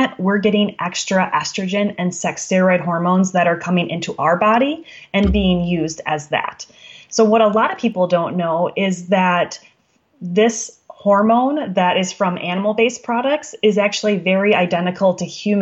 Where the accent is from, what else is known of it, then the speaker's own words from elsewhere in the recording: Wisconsin, United States; I'm from Wisconsin